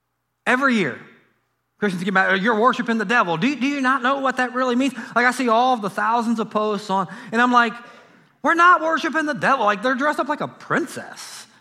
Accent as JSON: {"language": "English", "town": "Harrison", "region": "Ohio", "country": "United States", "tie": "born or raised there", "said": "Like, for me growing up in Harrison, Ohio, it was 5, 9, and 12."}